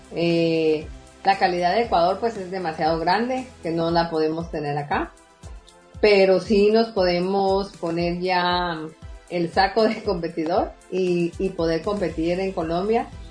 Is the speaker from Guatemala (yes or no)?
yes; Guatemala; somos chapines y que Guatemala va primero